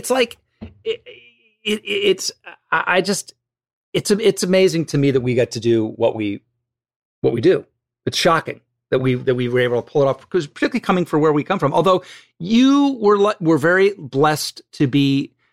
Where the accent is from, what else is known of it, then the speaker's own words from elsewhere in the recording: Ohio, United States; I'm from Ohio